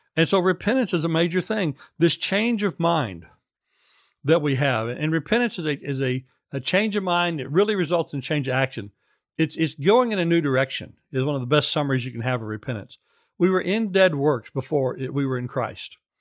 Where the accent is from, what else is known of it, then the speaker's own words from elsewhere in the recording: United States; moved away; also born or lived in former Soviet Union; as an American